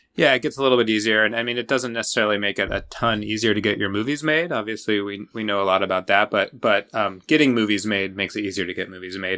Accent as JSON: {"language": "English", "region": "Washington State outside of Seattle", "country": "United States", "tie": "born or raised there", "said": "I grew up in Washington State outside of Seattle"}